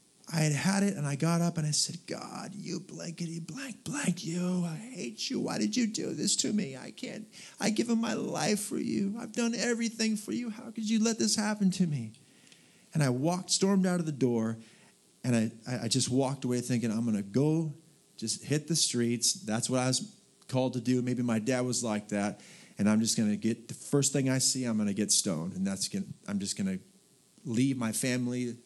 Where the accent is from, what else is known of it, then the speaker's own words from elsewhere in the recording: Southern California, United States; moved away; also born or lived in Portland / Dallas, Texas; I was raised in Southern California, Portland